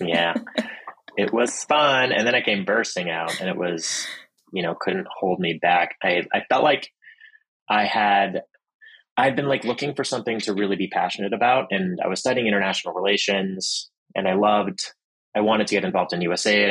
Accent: Pittsburgh, Pennsylvania, United States; also born or lived in Boston, Massachusetts; My family moved to Pittsburgh, Pennsylvania, where my mother was from. My dad is from Boston. When I was about two, and grew up in a pretty nice neighborhood in Pittsburgh

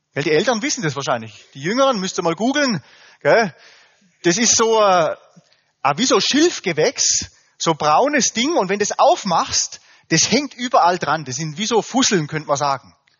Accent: Germany; wir Deutschen

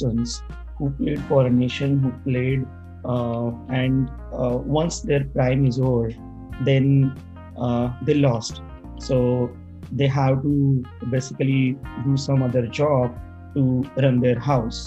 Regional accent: India; now in Canada; currently I'm based out of Canada, but originally I'm from India.

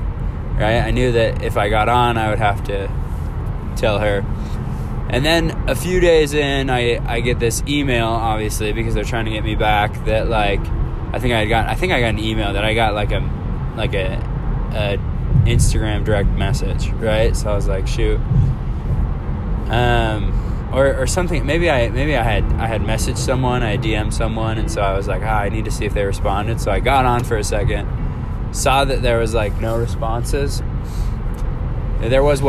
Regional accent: Alaska, United States; moved away; I was back home. I'm from Alaska. I was back home

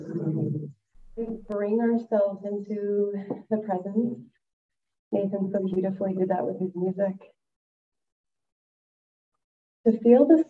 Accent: West Texas, United States; I am from West Texas

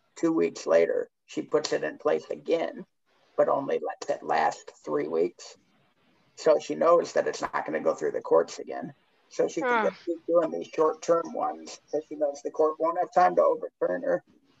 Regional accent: Michigan, United States; I'm from Michigan.

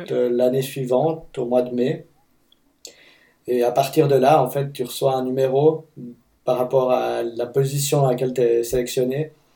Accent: Fribourg, Switzerland; moved away as an adult; now in Seattle, United States; je viens de Fribourg, en Suisse, et j'habite à Seattle depuis une année et demie environ

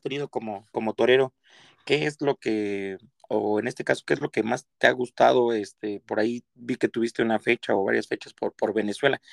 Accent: Mexico; nosotros como mexicanos

